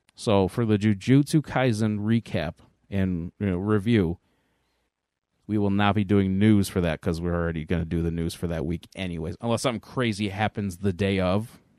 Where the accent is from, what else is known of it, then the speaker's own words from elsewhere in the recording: Angola, New York, United States; I specifically am from Angola, New York, though. So I'm a South Towns kid.